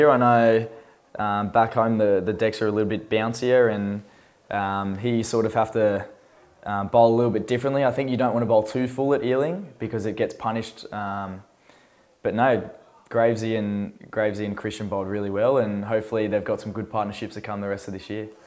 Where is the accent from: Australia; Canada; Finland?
Australia; now in United Kingdom; even for an Australian, uh, as an Australian, I think I'm average.